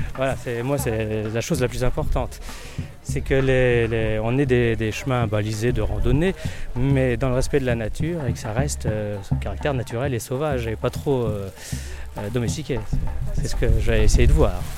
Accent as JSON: {"language": "French", "town": "Noyal-Châtillon-sur-Seiche", "region": "Brittany", "country": "France", "said": "moi je suis de Noyal-Châtillon."}